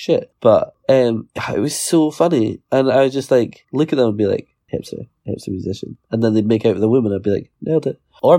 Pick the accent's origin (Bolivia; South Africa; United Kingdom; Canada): United Kingdom; Scotland; I'm from Scotland.